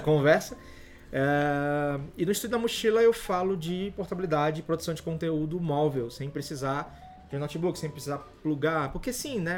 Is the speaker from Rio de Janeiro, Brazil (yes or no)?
no; Fortaleza, Ceará, Brazil; eu não moro em São Paulo, sou de Fortaleza